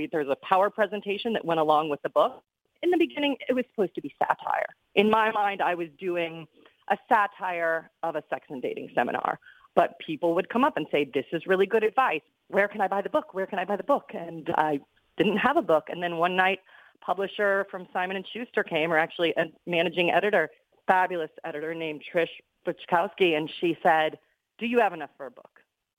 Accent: Odessa, Florida, United States; moved away as an adult; now in New York City, United States; So when I turned 22 years old, I moved from Odessa, Florida to New York City, got a job as a singing waitress at Ellen Stardust Diner in Times Square.

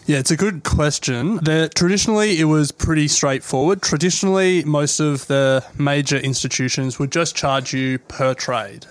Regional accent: Australia; we're Australian

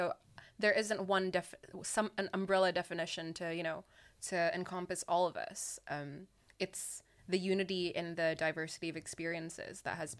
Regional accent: Singapore; moved away; But I grew up in Singapore, and obviously that being an Asian country, I was surrounded by, you know, I grew up with Asians.

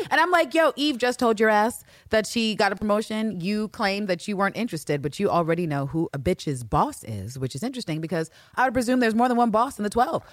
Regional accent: United Kingdom; me being British

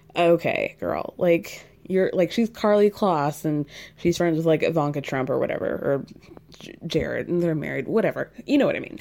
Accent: New York, United States; as a New Yorker

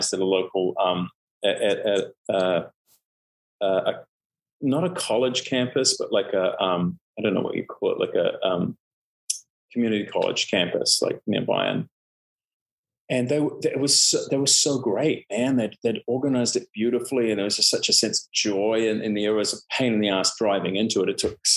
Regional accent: New Zealand; also born or lived in Canada; now in Los Angeles, United States; I moved from Canada to New Zealand when I was almost five. Mm. And I just always felt, you know, like a foreigner, even though, you know, I essentially grew up in New Zealand

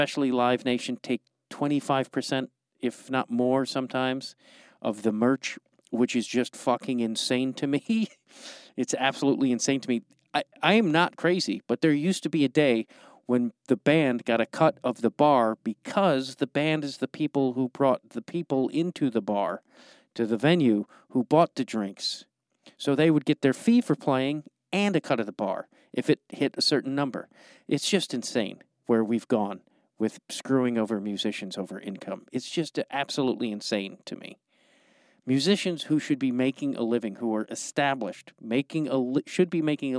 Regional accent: Streamwood, Illinois, United States; now in Los Angeles, United States; You and I are both from the suburbs of Chicago

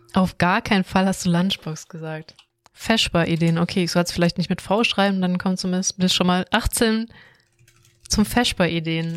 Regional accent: Swabia, Germany; ich komme aus Schwabenland

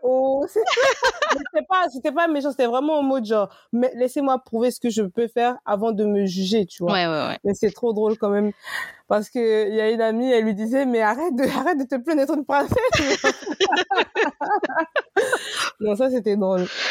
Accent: Côte d’Ivoire; also born or lived in Benin; now in Paris, France; c'est mon pays

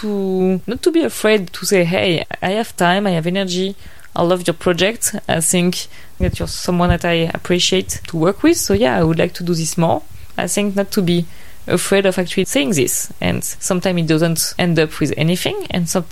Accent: Paris, Île-de-France, France; moved away as an adult; also born or lived in Vietnam; I'm French. I'm 31. I grew up in Paris

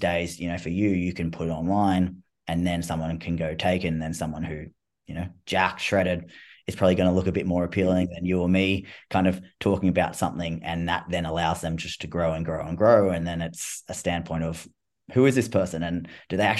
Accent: Australia; I'm Australian. I talk in slang and stuff like that.

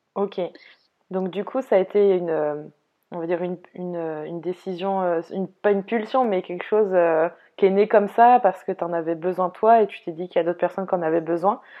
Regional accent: Brittany, France; moi, la bretonne

